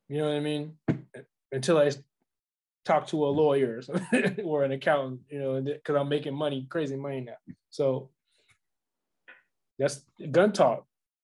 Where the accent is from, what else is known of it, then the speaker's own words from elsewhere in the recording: Los Angeles, California, United States; I'm from the South. They're not from my hood. You know what I mean? I'm from LA streets.